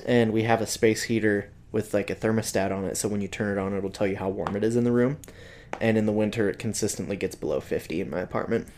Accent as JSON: {"language": "English", "town": "Salt Lake City", "region": "Utah", "country": "United States", "tie": "born or raised there", "lives_now": "Logan, United States", "said": "I grew up in Salt Lake and we get winter there."}